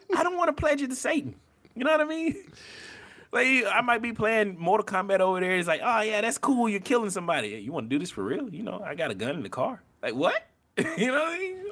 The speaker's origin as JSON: {"language": "English", "region": "the Bible Belt", "country": "United States", "said": "I'm from the Bible Belt."}